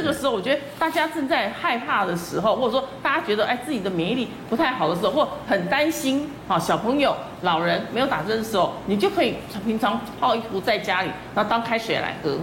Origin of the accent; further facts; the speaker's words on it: Shandong, China; 我们这山东